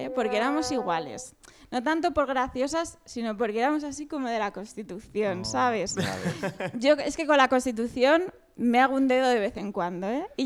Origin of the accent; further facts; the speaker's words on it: Sabadell, Catalonia, Spain; Yo soy de Sabadell.